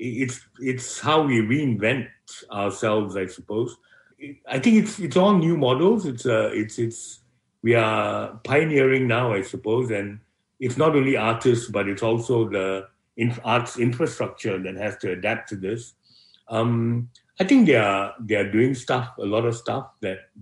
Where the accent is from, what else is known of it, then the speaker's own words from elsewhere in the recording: Malaysia; moved away as an adult; now in Melbourne, Australia; Being Malaysian